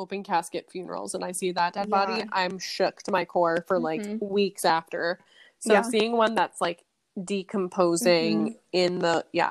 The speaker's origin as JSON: {"language": "English", "town": "Vermillion", "region": "South Dakota", "country": "United States", "tie": "born or raised there", "moved": "yes", "lives_now": "Mitchell, United States", "said": "I lived in Vermilion. Yes. I grew up in Vermilion."}